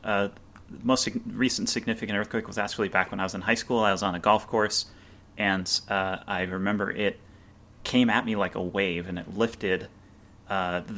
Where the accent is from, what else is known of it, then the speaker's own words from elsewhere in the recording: Santa Rosa, California, United States; also born or lived in Vallejo, California; I'm from Santa Rosa, and I live in Vallejo. And I've only lived away from here for 2 years out of my life